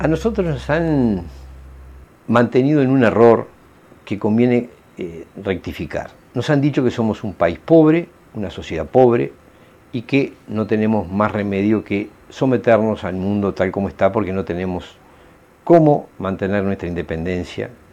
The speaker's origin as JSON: {"language": "Spanish", "country": "Uruguay", "said": "como ciudadanos uruguayos"}